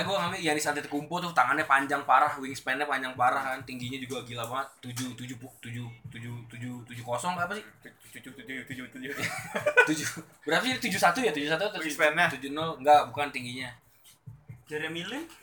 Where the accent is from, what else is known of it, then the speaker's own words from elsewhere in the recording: Indonesia; gue ngerasa gue raksasa loh di sini di Indonesia